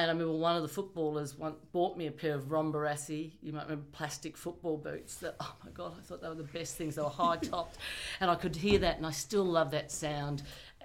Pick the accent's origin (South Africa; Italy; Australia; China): Australia; Williamstown, Victoria; I was born and bred in Willie.